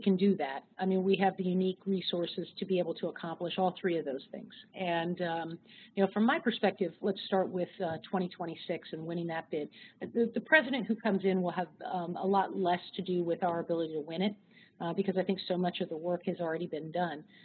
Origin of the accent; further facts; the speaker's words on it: Northern Virginia, United States; I grew up in Northern Virginia